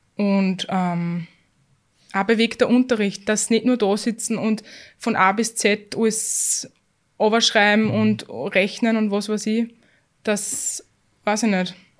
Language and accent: German; Austria; wir sind in, bei uns in Österreich in keinem schlechten Bildungssystem